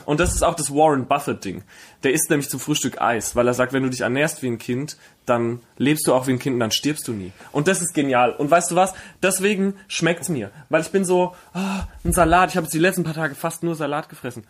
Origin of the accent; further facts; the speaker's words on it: Herxheim, Rhineland-Palatinate, Germany; now in Berlin, Germany; in Herxheim, wo ich herkomme, da gibt's das Kleinwaldsprudel